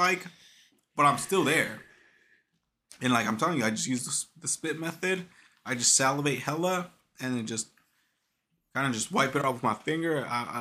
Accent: New York City, New York, United States; I'm from Brooklyn

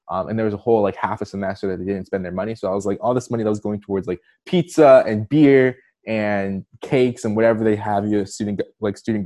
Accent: Maryland, United States; I'm from Maryland, so right outside of Washington, D.C.

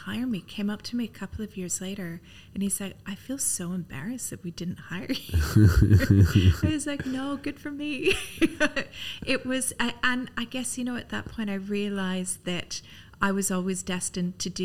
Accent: Canada; moved away as an adult; also born or lived in London; now in Dubai, United Arab Emirates; I'm Canadian. I don't sound British.

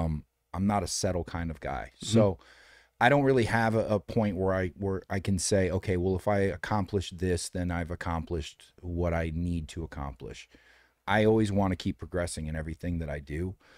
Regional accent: Detroit, Michigan, United States; now in Los Angeles, United States; Detroit. Yeah.

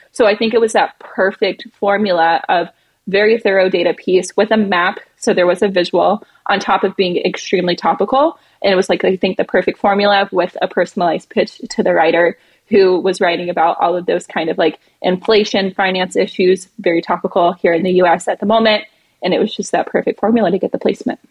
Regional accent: the American South, United States; now in New York City, United States; I'm from the American South where we kind of have southern hospitality

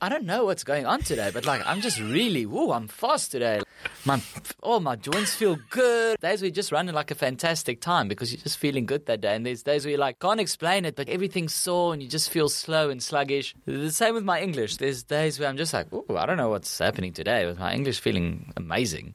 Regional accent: Kempton Park, Gauteng, South Africa; accent: Afrikaans; first language Afrikaans; English is a second language; I'm Afrikaans, I'm from South Africa

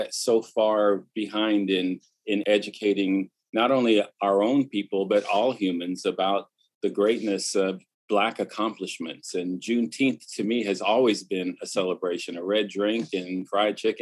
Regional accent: Oxnard, California, United States; also born or lived in Novato, Marin County; I grew up in California. I'm a public school kid

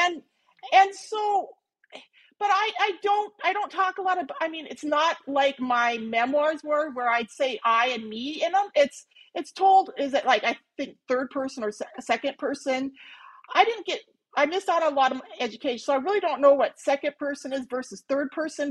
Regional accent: Minnesota, United States; moved away as an adult; also born or lived in Montana / Missoula, Montana; now in Phoenix, United States; I was originally from Minnesota

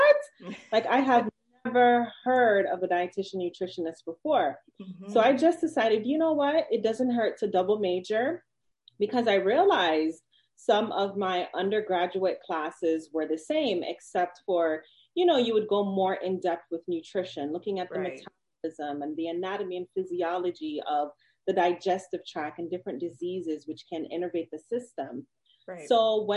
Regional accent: Jamaica; I'm Jamaican

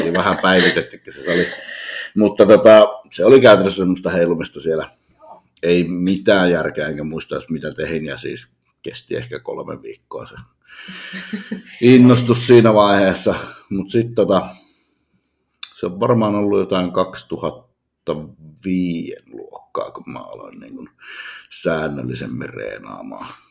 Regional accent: Utsjoki, Lapland, Finland; moved away; oon kotoisin pohjoisesta hyvin pienestä kylästä

